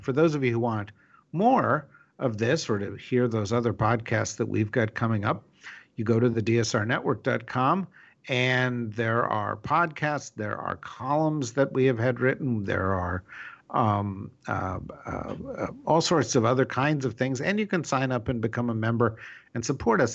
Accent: New Jersey, United States; I'm from New Jersey.

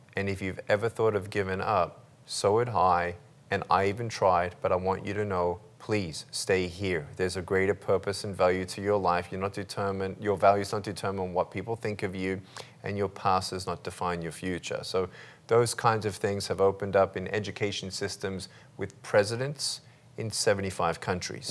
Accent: Melbourne, Victoria, Australia; I was born in Melbourne, Australia, uh, limbless

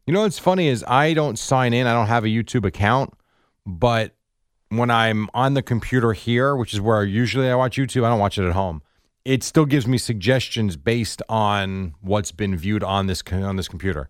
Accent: New Jersey, United States; I've been in Jersey since I'm two years old.

